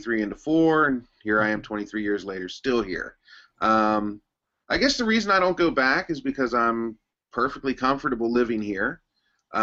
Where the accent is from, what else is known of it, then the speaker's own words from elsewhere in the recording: Cincinnati, Ohio, United States; moved away as an adult; also born or lived in Northern Kentucky; now in Japan; I am originally from Cincinnati, Ohio. I grew up in Cincinnati